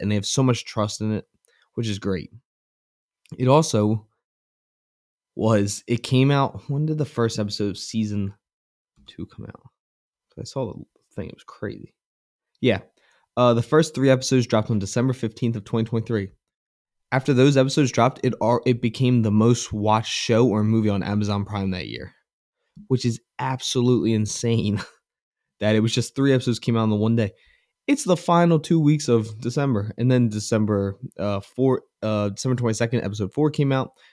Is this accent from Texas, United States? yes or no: no; Philadelphia, Pennsylvania, United States; I'm from the Philadelphia area